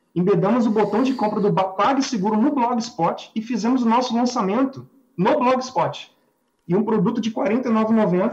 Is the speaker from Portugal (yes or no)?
no; Rio de Janeiro, Brazil; Nós somos do Rio de Janeiro